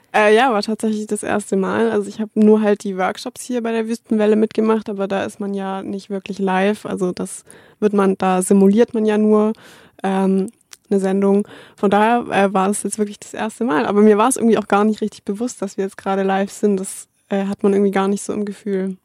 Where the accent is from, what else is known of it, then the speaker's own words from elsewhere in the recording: Stuttgart, Baden-Württemberg, Germany; moved away as an adult; ich komme ja aus Stuttgart